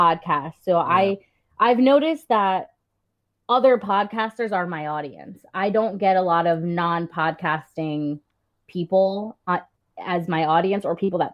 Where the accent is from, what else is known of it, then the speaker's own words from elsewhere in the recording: New Jersey, United States; I'm from New Jersey